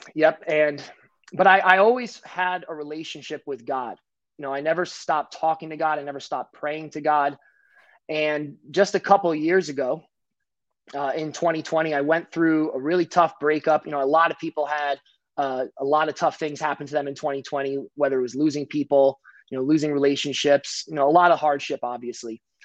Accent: New Jersey, United States; I'm from New Jersey

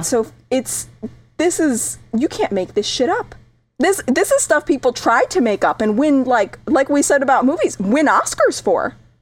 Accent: New England, United States; I grew up in New England

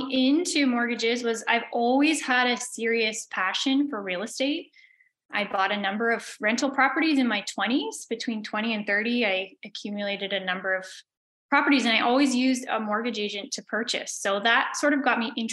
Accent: Belleville, Ontario, Canada; now in Prince Edward County, Canada; So I grew up in Belleville in Ontario. I now live in Prince Edward County

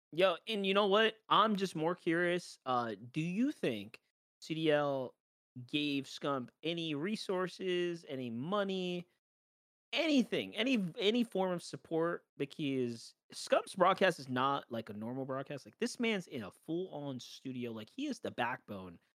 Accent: New York, United States; Right, I'm from New York. Like the game's based in New York.

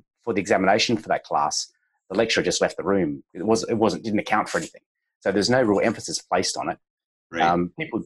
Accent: Adelaide, South Australia, Australia; also born or lived in Melbourne / Sydney; I was born in Melbourne. My dad's Singaporean, mum's Anglo-Australian, but spent most of my life here in Adelaide

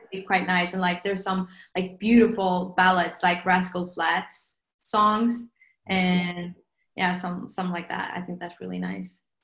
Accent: Norway

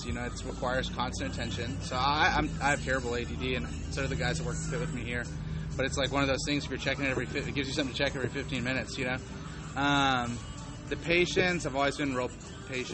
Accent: Houston, Texas, United States; I grew up right in the middle of Houston, Rice University area

